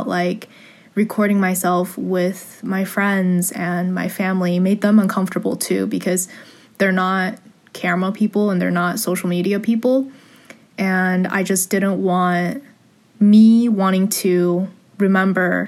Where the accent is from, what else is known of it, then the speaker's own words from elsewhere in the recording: San Gabriel Valley, California, United States; I grew up in the San Gabriel Valley area, 626